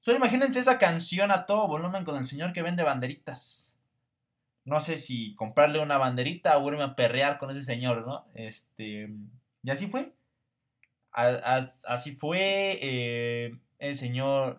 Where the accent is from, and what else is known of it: Mexico